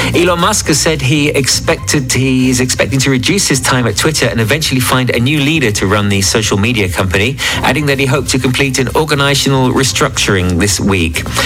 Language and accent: English; Watford, East of England, United Kingdom; now in French Riviera, France; my hometown, uh, Watford